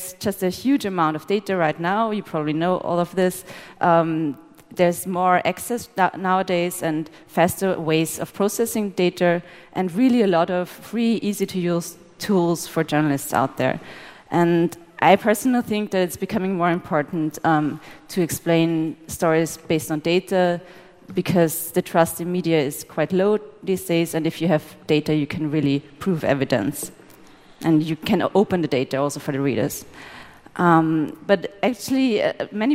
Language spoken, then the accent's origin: English; Austria; We're both journalists from Austria